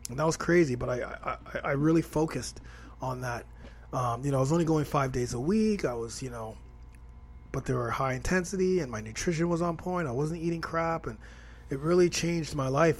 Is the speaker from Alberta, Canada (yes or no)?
no; Toronto, Ontario, Canada; I'm from Toronto, Canada, so that's where I'm at right now. I still am here in the T dot.